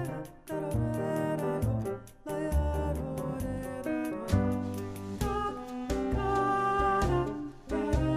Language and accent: English; Minnesota, United States; moved away; my hometown